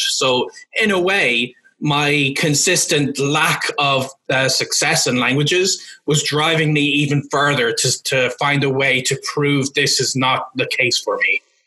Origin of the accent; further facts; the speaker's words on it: Cavan, Ulster, Ireland; first language English; moved away; my hometown of Cavan in Ireland